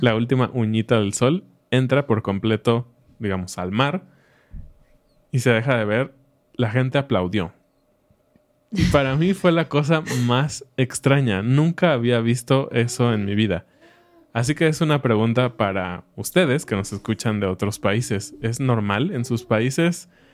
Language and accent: Spanish; Mexico; nosotros como mexicanos